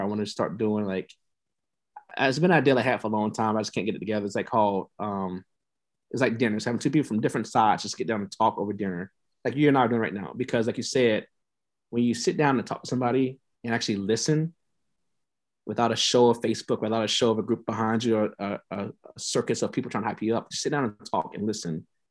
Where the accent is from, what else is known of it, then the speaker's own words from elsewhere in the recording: Tampa, Florida, United States; moved away as an adult; also born or lived in Nebraska; I'm from Tampa Bay